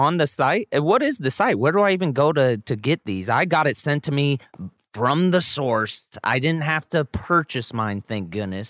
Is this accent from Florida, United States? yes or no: no; the Bay Area, California, United States; I'm from the Bay.